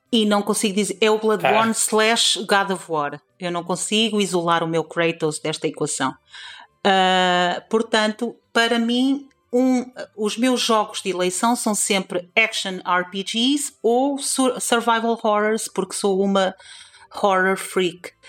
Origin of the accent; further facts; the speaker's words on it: Trás-os-Montes, Norte, Portugal; seja a cultura transmontana, seja o facto de eu ter, ter crescido no bairro onde cresci